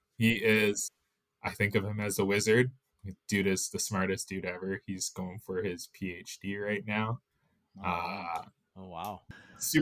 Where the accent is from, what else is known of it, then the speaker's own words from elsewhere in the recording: Vancouver, British Columbia, Canada; also born or lived in Chicago; now in Kamloops, Canada; where we grew up down in Vancouver area, we were about half hour, 45 minute drive outside of the city there